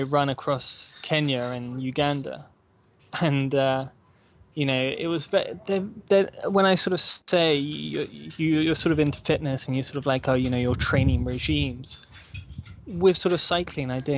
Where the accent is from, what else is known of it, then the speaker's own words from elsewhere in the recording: United Kingdom; I'm from Britain